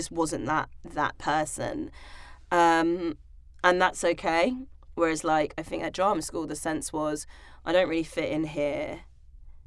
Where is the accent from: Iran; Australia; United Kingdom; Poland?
United Kingdom; London; I grew up in Hackney, East London, very diverse